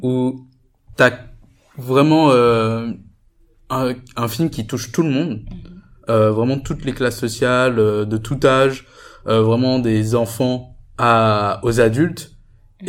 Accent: Guadeloupe; now in Paris, France; je viens de Guadeloupe

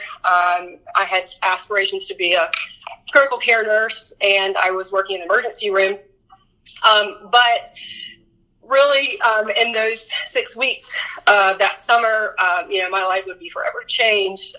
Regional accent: North Carolina, United States; I was born and raised in North Carolina

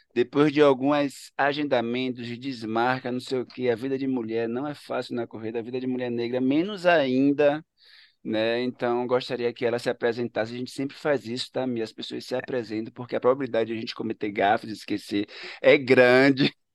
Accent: Ilhéus, Bahia, Brazil; also born or lived in Salvador / São Paulo; now in Recife, Brazil; sou de Ilhéus

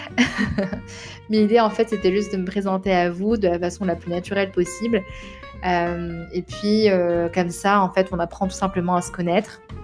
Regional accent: Rabat, Rabat-Salé-Kénitra, Morocco; moved away as an adult; also born or lived in Paris; Donc je suis née à Rabat, au Maroc, j'ai grandi là-bas jusqu'à l'âge de 18 ans

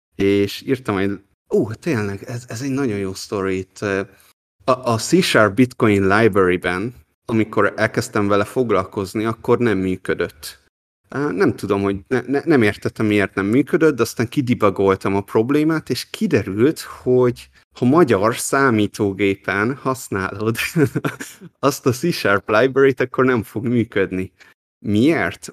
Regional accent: Hungary; moved away as an adult; also born or lived in Taiwan

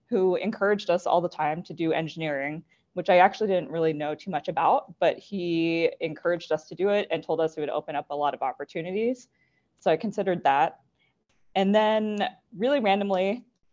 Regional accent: Las Vegas, Nevada, United States; I grew up in Las Vegas, Nevada

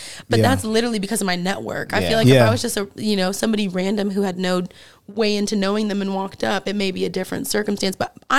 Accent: Fairfield, California, United States; now in Oakland, United States; I grew up in Fairfield, California.

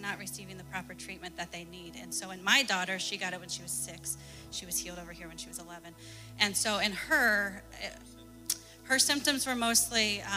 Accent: Ohio, United States; now in Connecticut, United States; I'm from Ohio

